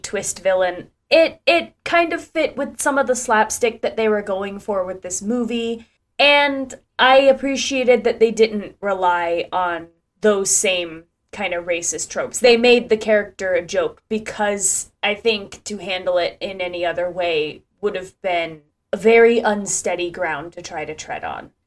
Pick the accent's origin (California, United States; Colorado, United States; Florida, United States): Florida, United States; Ocala; my hometown in Ocala, Florida.